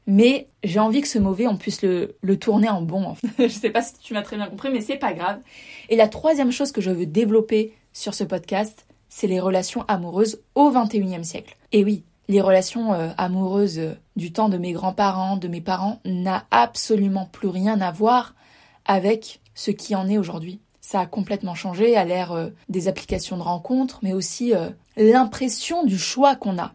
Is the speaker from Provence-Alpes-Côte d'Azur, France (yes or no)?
yes; Var, Provence-Alpes-Côte d'Azur, France; moved away as an adult; also born or lived in La Paz, Mexico; je suis originaire du Var, dans le sud de la France